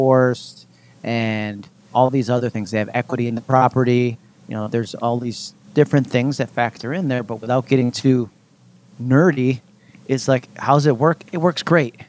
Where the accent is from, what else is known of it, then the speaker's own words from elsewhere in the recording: Rochester, New York, United States; I moved from New York City back to Rochester, where I was originally from